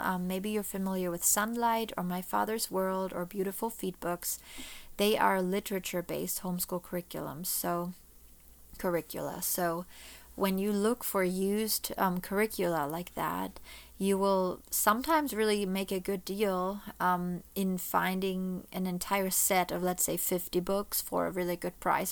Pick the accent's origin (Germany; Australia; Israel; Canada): Germany; moved away as an adult; now in Florida, United States; I was born and raised in Germany.